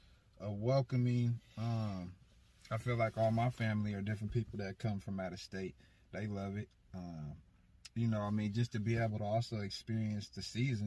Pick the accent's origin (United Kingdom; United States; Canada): United States; Portland, Oregon; also born or lived in Las Vegas; I was born and raised in Portland, Oregon. I've been living here my whole life. I'm back and forth between here and Vegas, you know. I lived out there for a little bit, probably within the last 5 years or so.